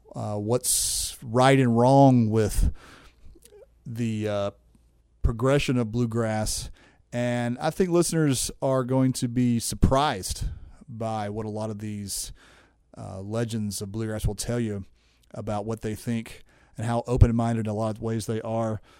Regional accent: Nashville, Tennessee, United States; moved away as an adult; also born or lived in Goodlettsville, Tennessee; now in Asheville, United States; I grew up in Nashville, Tennessee, where you had to play music out of self-defense

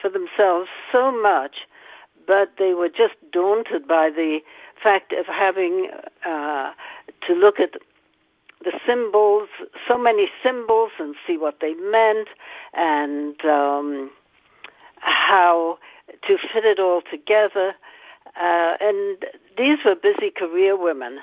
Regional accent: the north of England, United Kingdom; now in United States; England, the north of England

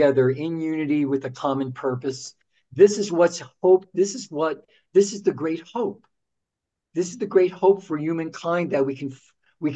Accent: Newark, New Jersey, United States; we're both from Newark, New Jersey

